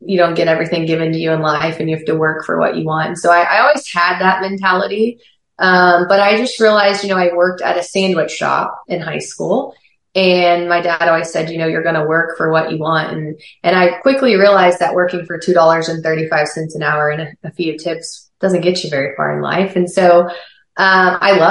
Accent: Lebanon, Missouri, United States; now in Oklahoma City, United States; I was born and raised in Lebanon, Missouri.

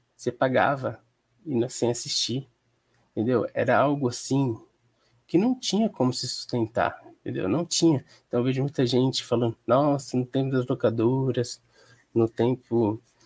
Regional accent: Penápolis, São Paulo, Brazil; Sou do interior de São Paulo, Penápolis, uma cidade que sofre com a distribuição do cinema nacional.

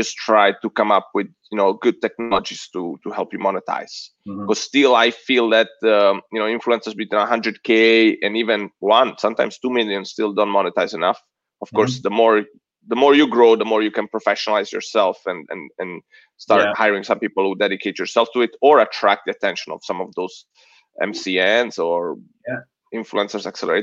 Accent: Italy; moved away as an adult; also born or lived in San Diego, United States; now in United States; I'm Italian. Yeah, I eventually became American too, just a couple of years ago.

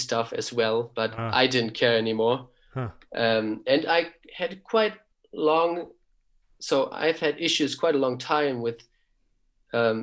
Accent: Kiel, Schleswig-Holstein, Germany; English is a second language; moved away as an adult; now in Heidelberg, Germany; I was born in Kiel. We lived in Kiel and I grew up in Kiel.

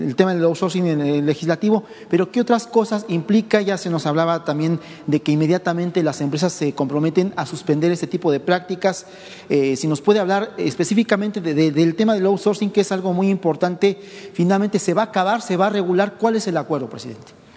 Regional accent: Veracruz, Mexico; yo soy originario de Veracruz

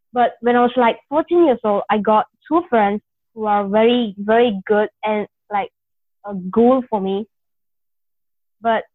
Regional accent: India; moved away; I'm basically an Indian

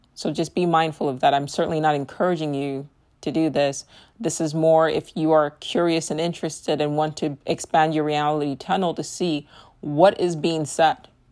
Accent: United States; my experience as an American

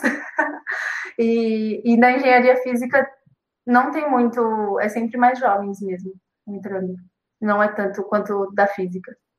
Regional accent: Guarulhos, São Paulo, Brazil; eu sou de Guarulhos

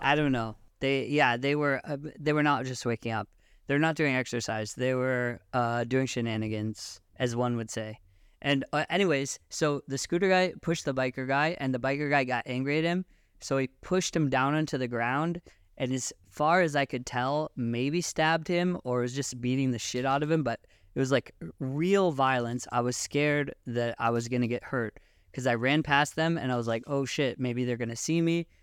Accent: Seattle, Washington, United States; moved away as an adult; also born or lived in Israel / Sasa, Israel; now in Tel Aviv, Israel; I was born in Israel, but I grew up in Seattle, Washington, and I moved to Israel when I was eighteen

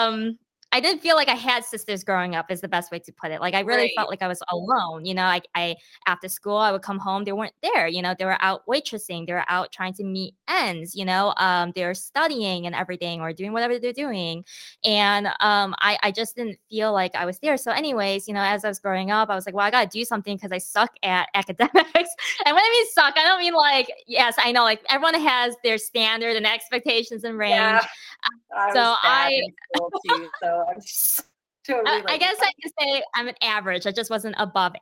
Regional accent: Michigan, United States; moved away as an adult; also born or lived in Australia / Texas; I am half Korean, half Chinese, born and raised in Michigan

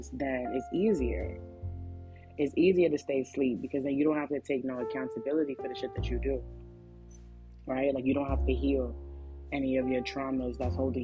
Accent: New York City, New York, United States; I'm a regular girl from the hood. Like, I'm from Flatbush

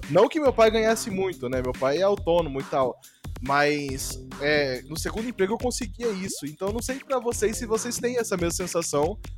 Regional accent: Campo Grande, Mato Grosso do Sul, Brazil; eu vim né, do interiorzão, né? Eu, eu vim de Campo Grande, Mato Grosso do Sul

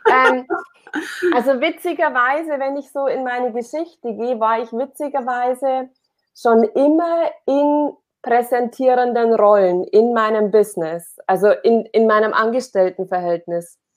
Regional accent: Amberg, Bavaria, Germany; ähm, ich komme aus Amberg. Das ist ein kleiner, kleiner Ort, eine Kleinstadt in der Oberpfalz in Bayern.

